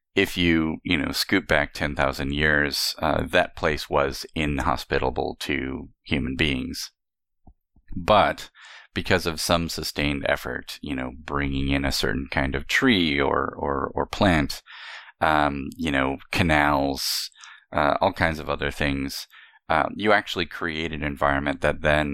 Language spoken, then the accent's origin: English; California, United States; I particularly see growing up in the Southwest of the United States, in Southern California